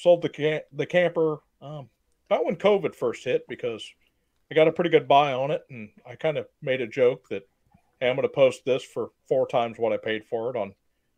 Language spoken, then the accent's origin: English; Morgan Monroe area, Indiana, United States; I grew up camping out in Morgan Monroe and just family camping trips and stuff like that. And where I live now has grown up a lot. But back when I was a kid, it was nothing but farmland and woods around me.